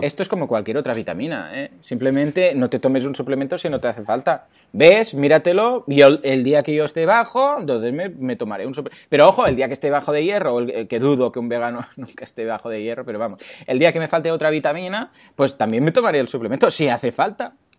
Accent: Mataró, Catalonia, Spain; no soy de Barcelona, de Mataró

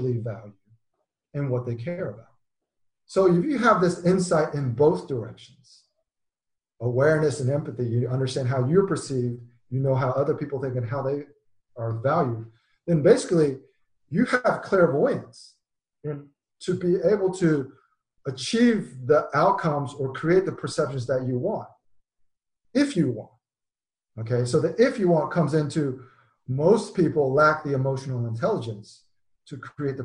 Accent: United States; being an American

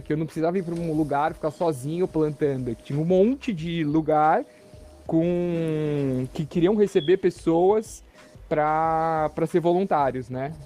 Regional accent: São Paulo, Brazil; moved away as an adult; now in São Sebastião, Brazil; E eu nasci em São Paulo, né? Como eu disse, sou paulistano.

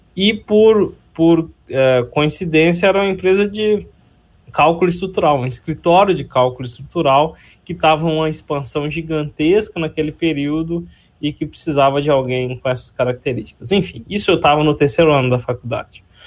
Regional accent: Ipatinga, Minas Gerais, Brazil; accent: mineiro; moved away as an adult; now in Campinas, Brazil; eu nasci na região de Ipatinga, em Minas Gerais, e vim para Campinas em 2004

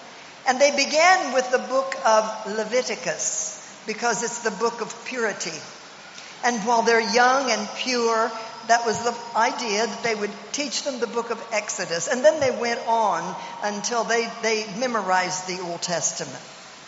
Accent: Oklahoma, United States; also born or lived in Nigeria; I'm from Oklahoma. If I'm from anywhere, I'm from Nigeria and Oklahoma.

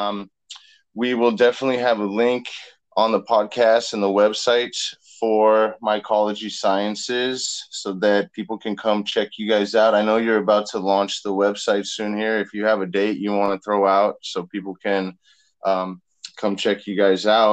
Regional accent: Las Vegas, Nevada, United States; growing up in Las Vegas

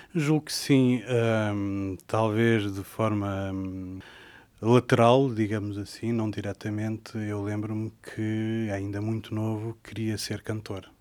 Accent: Sintra, Lisbon, Portugal; eu sou de Sintra, de uma, hoje em dia é uma vila que se chama Monte Lavar

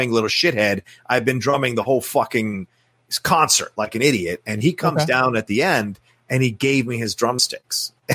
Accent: Virginia, United States; I was born in Virginia and raised in Virginia

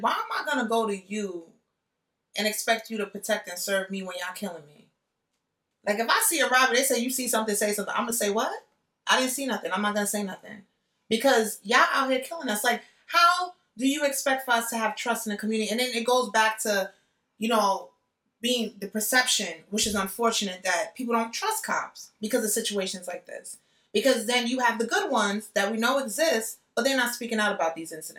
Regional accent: Jamaica; Like, I'm Jamaican. People know I'm loud.

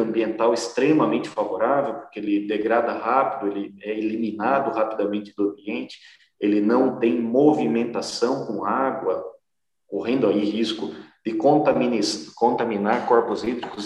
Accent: Botucatu, São Paulo, Brazil; eu sou aqui de Botucatu

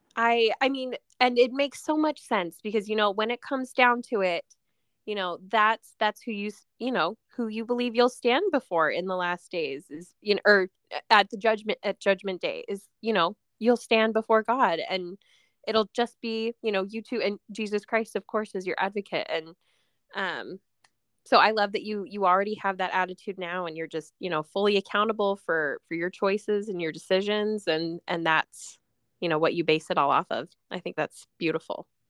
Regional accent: Utah, United States; now in Washington, United States; I, I grew up in Utah, but I, I live in Washington now near the coast

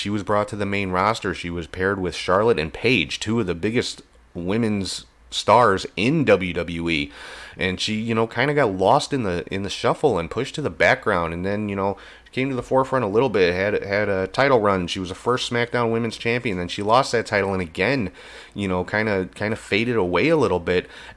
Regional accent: Ireland; I'm Irish too

